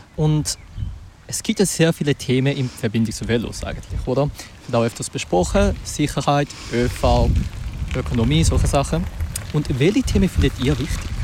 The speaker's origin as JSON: {"language": "German", "region": "Zurich", "country": "Switzerland", "tie": "born or raised there", "said": "ich persönlich bin auch ein Zürcher"}